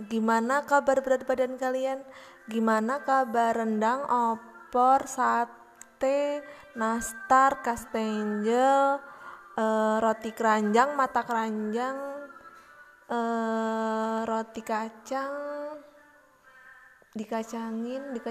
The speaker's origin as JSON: {"language": "Indonesian", "town": "Purworejo", "region": "Central Java", "country": "Indonesia", "said": "di kotaku sendiri ya uh, kemarin aku baca di salah satu media di internet ada berita gitu tentang uh, katanya Purworejo akan memperpanjang masa PSBB."}